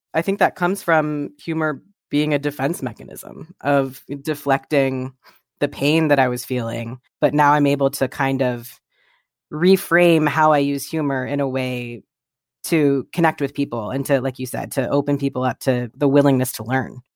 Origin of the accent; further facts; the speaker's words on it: Columbus, Ohio, United States; I grew up in Columbus, Ohio